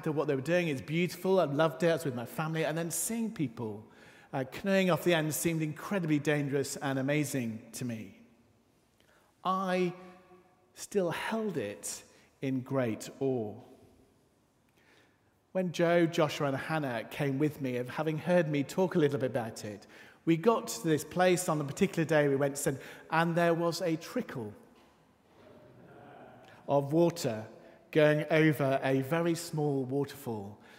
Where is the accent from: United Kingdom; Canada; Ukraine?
United Kingdom; Yorkshire and the Humber; moved away; where I was born in Yorkshire. One of the places I was growing up, we lived in, was just on the edge of the Yorkshire Dales